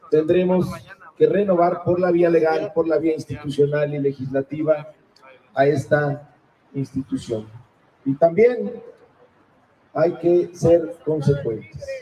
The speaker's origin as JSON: {"language": "Spanish", "country": "Mexico", "said": "recordando que todas y todos somos mexicanos con el himno nacional"}